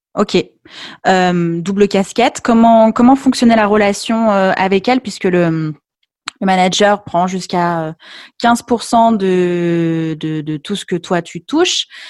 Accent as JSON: {"language": "French", "town": "Lyon", "region": "Auvergne-Rhône-Alpes", "country": "France", "said": "j'étais de Lyon. Je le suis toujours."}